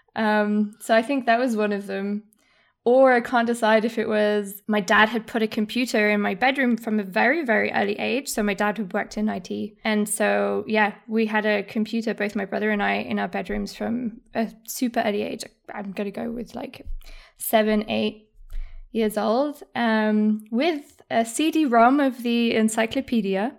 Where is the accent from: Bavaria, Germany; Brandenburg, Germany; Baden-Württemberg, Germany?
Bavaria, Germany; Munich; accent: posh English; moved away as an adult; also born or lived in United Kingdom; I was born and raised in Munich